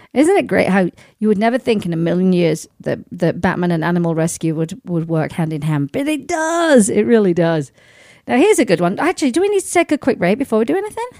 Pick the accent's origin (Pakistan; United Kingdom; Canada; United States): United Kingdom; Sheffield, Yorkshire and the Humber; moved away; my hometown of Sheffield